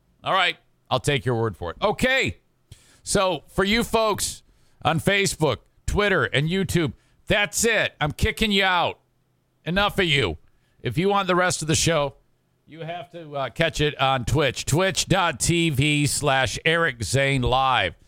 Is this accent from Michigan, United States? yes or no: yes; Detroit, Michigan, United States; where I grew up in Detroit